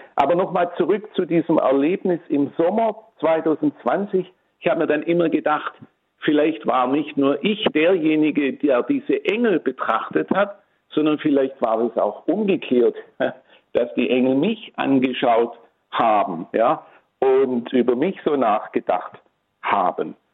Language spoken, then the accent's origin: German; Tübingen, Baden-Württemberg, Germany; also born or lived in Swabian Jura; now in Rottenburg, Germany; in meiner Heimatstadt Tübingen. Ich bin also ein gebürtiger Tübinger